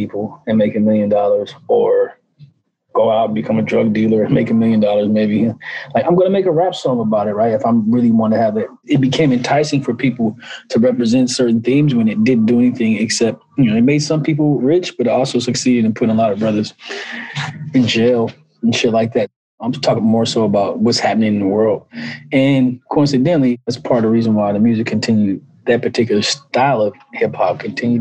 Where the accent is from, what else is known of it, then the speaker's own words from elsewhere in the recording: Los Angeles, California, United States; moved away as an adult; also born or lived in New York; I'm from Los Angeles, born and raised.